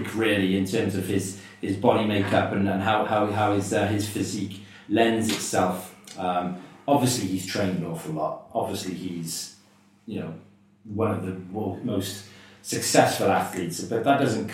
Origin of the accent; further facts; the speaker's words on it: Welsh, Wales, United Kingdom; obviously I'm Welsh